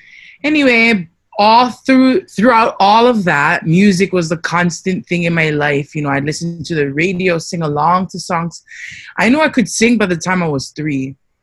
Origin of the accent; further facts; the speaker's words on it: Louisiana, United States; born there; I was born in Louisiana. My father's from Samoa. He met my mother here on Oahu. And my mother is from Waimanalo.